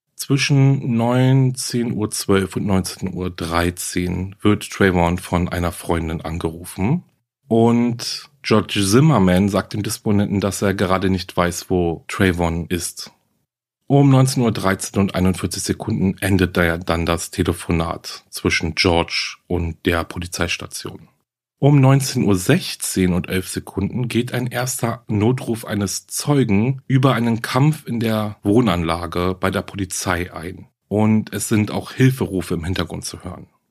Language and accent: German; Germany; Hier bei uns in Deutschland